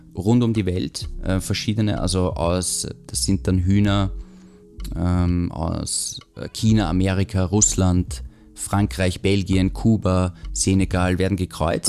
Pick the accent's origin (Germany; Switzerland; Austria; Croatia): Austria; bei uns in Österreich